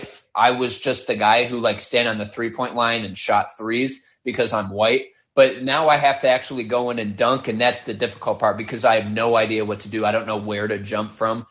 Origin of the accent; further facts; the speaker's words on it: Michigan, United States; I grew up in Michigan and I went to school in Michigan